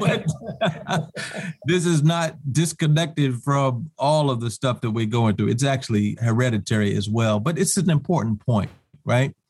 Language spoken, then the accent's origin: English; New York City, New York, United States; also born or lived in Champaign-Urbana, Illinois / Washington, D.C.; I hail from Harlem, New York